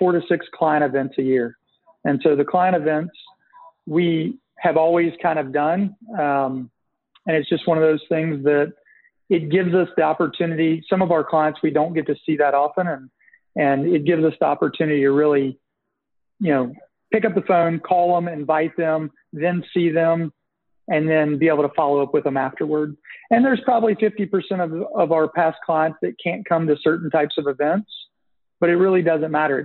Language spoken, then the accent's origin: English; Nashville, Tennessee, United States; I'm originally from Nashville